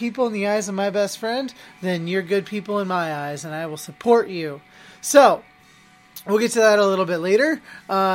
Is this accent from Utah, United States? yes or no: no; Oregon, United States; now in Massachusetts, United States; back home in Oregon.